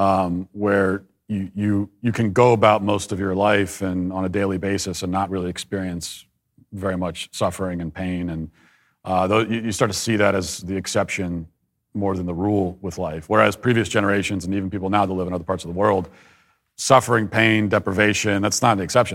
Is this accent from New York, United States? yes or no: no; Baltimore, Maryland, United States; I was born in the Baltimore area, Maryland, and, uh, raised in a very conservative Catholic family.